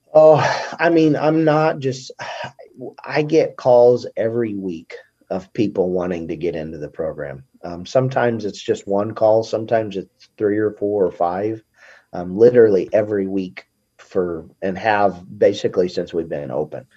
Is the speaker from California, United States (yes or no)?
no; Montrose, Colorado, United States; also born or lived in Oklahoma; I grew up in Colorado.